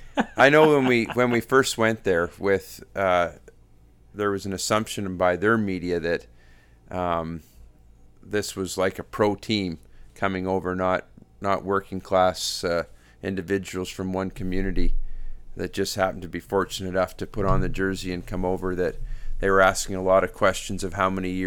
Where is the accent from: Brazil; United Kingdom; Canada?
Canada; it would have to be a highlight to have that opportunity as all Canadian, all of us